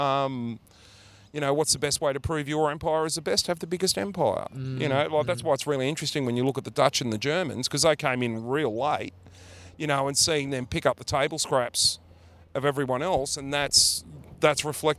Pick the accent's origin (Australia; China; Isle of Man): Australia; Being Australian